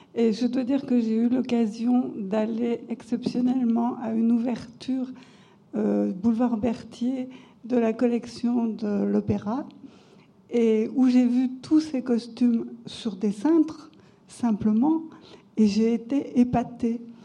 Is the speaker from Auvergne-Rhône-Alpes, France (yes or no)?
yes; Montluçon, Auvergne-Rhône-Alpes, France; je suis originaire de Montluçon